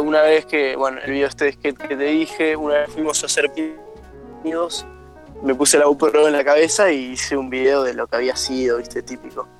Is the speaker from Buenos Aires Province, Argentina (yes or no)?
yes; Bella Vista, Buenos Aires Province, Argentina; Yo soy de Bellavista, de, que a 40 kilómetros de Buenos Aires